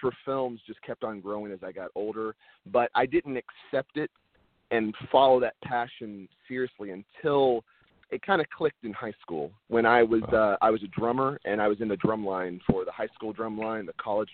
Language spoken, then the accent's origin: English; Texas, United States; moved away as an adult; now in Los Angeles, United States; I was born and raised in Texas, and I lived there about 22, 23 years of my life before moving